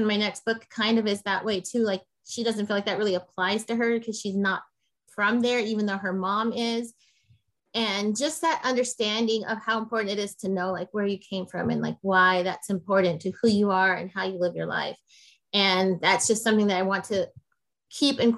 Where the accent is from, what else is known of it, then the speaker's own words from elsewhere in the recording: Guatemala; now in United States; I was born in Guatemala. My whole family came from Guatemala. And there was a lot I didn't know about my country